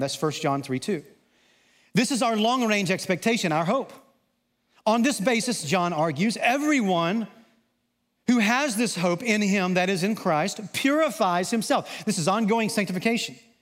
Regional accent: Southwest Arkansas, United States; growing up in Southwest Arkansas

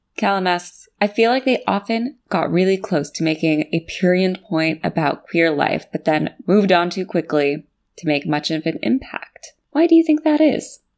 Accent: United States; I'm from America and we have a very puritanical culture

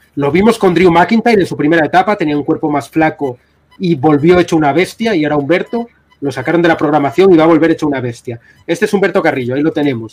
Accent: Spain

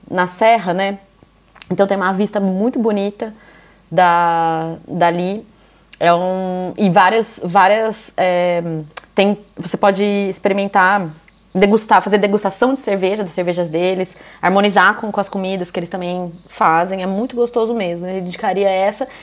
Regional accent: interior of São Paulo, Brazil; now in Ireland; Eu sou de Tapira, que é interior, interior de São Paulo.

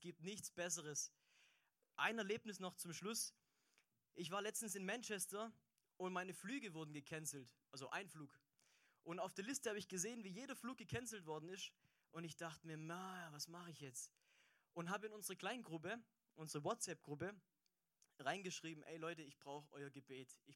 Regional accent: Aalen, Baden-Württemberg, Germany; ich komme aus Aalen und ich war mit der Georgina, war ich im vielleicht coolsten Hauskreis der Welt.

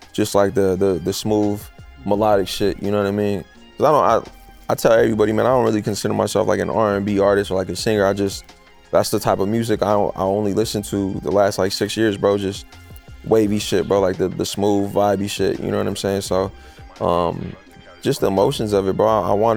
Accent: Phoenix, Arizona, United States; I'm from the city, bro. I'm from Phoenix. I'm from Arizona

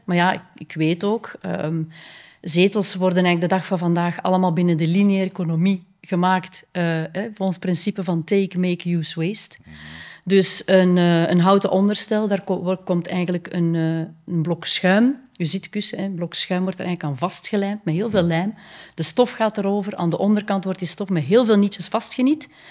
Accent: Kortrijk, Flanders, Belgium; also born or lived in Ghent / Spain; ik ben eigenlijk als kind opgegroeid in Kortrijk, West-Vlaanderen

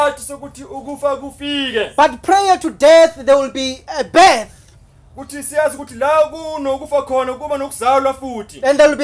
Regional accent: Soweto, Gauteng, South Africa; I'm from Soweto at Chawelo

